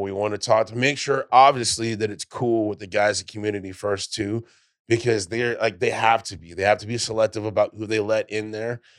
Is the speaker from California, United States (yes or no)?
yes; California, United States; now in Texas, United States; I'm a Californian, right? I'm originally from there, but I moved here before it was cool